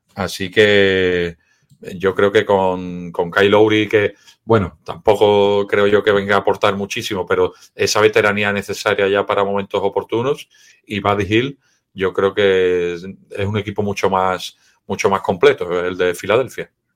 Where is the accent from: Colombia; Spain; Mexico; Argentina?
Spain; Seville, Andalusia; Yo soy de Sevilla